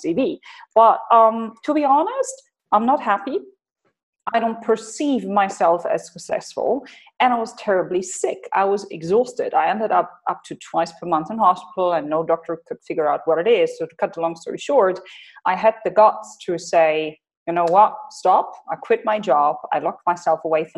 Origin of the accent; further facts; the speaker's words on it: Hanover, Lower Saxony, Germany; moved away as an adult; now in United Arab Emirates; I am originally from Germany, from Hanover